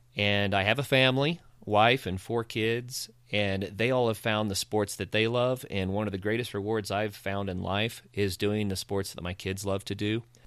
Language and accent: English; Ozark Mountains, northeastern Oklahoma, United States; now in Colorado, United States; I grew up in the Ozark Mountains in northeastern Oklahoma and grew up on a farm